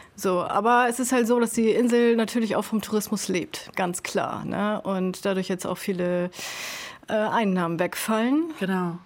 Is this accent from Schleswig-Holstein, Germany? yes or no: yes; Sylt, Schleswig-Holstein, Germany; moved away; ich da halt geboren und aufgewachsen bin